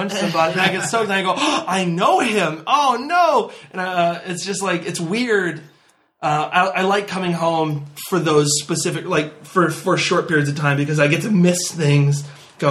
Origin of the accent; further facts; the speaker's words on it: Rhode Island, United States; moved away as an adult; now in California, United States; As much as I love Rhode Island, I love growing up here